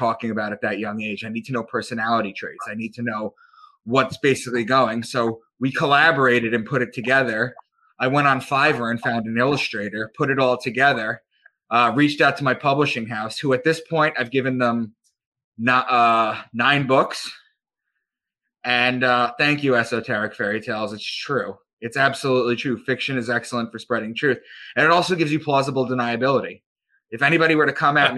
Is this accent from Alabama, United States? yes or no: no; Long Island, New York, United States; I'm from Long Island